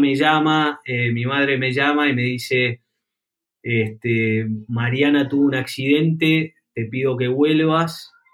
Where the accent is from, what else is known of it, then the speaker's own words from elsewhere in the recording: Buenos Aires, Argentina; yo nací en Buenos Aires, en una familia acomodada, con buen colegio y demás